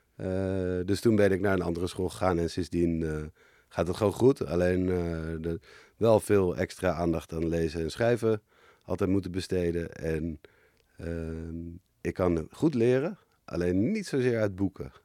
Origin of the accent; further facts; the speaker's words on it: Amsterdam, North Holland, Netherlands; we hebben eerst op de Bloemgracht in, eh, Amsterdam gewoond.